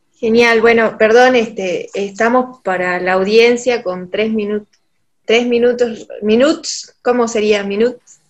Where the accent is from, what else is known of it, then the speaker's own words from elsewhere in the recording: Salta, Argentina; nosotros somos No de la provincia de Salta, de Argentina